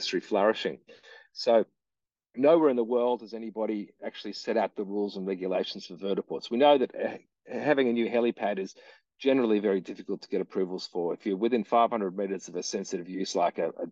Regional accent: Victoria, Australia; my home state of Victoria

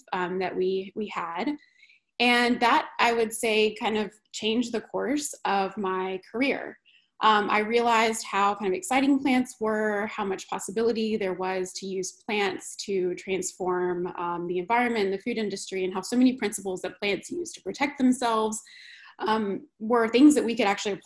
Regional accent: North Carolina, United States; born and raised in North Carolina

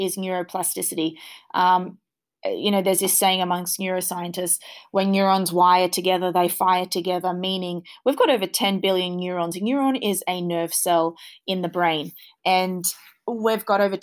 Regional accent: Australia; born and raised in Australia

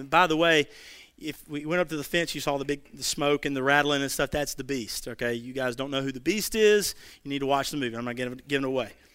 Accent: Irwin County, Georgia, United States; also born or lived in Fitzgerald, Georgia; I grew up in Irwin County, um, but I went to school in Ben Hill County

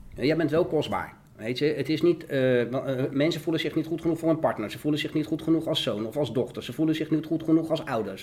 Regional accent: The Hague, South Holland, Netherlands; ik kom uit de Schilderswijk. Ik kom uit een, uh, uit een eh, ja, behoorlijke criminele achterbuurt was dat, zeg maar, waar ik opgroeide

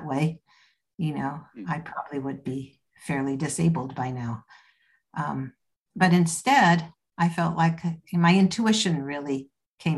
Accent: Canada; moved away as an adult; also born or lived in Toronto; now in United Kingdom; I'm Canadian. I live in the UK now, but I was in Toronto at that point.

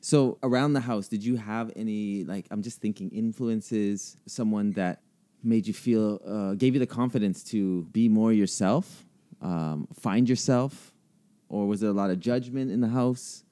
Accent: Canada; as a Canadian kid growing up

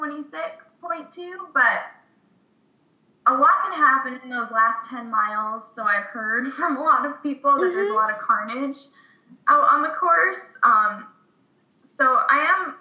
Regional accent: Connecticut, United States; now in Brooklyn, United States; growing up in Connecticut, like, playing soccer my whole life

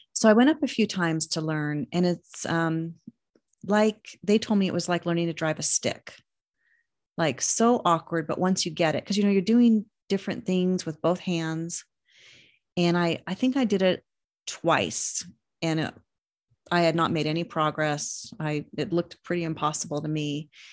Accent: Reno, Nevada, United States; also born or lived in Sparks, Nevada; growing up in Reno

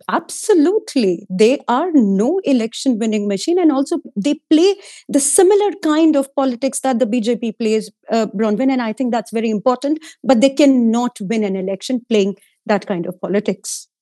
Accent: Uttar Pradesh, India; I come from Uttar Pradesh

